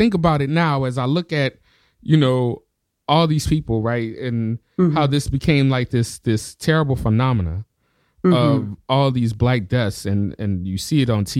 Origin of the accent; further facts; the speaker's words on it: the South, United States; I grew up in the South, and you know, it's a heavily religious area.